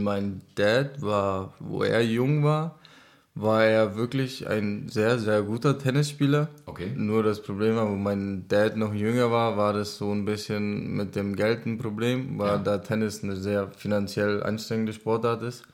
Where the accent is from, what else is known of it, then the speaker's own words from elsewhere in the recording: Šumperk, Olomouc Region, Czechia; German is a second language; also born or lived in Zábřeh, Czech Republic; now in Selb, Germany; Ich bin geboren in Sabrek